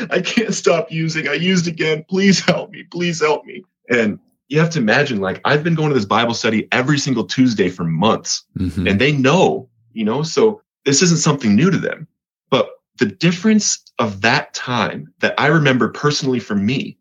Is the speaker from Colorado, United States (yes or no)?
yes; Colorado, United States; moved away; also born or lived in Montana; I'm from Colorado